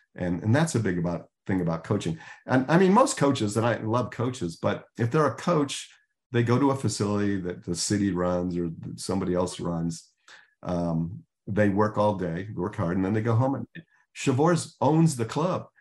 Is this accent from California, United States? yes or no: no; Chicago, Illinois, United States; I grew up in Chicago